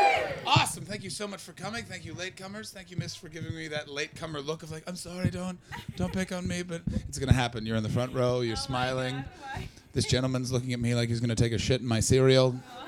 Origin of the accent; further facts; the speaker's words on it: Canada; now in United Kingdom; I'm from Canada.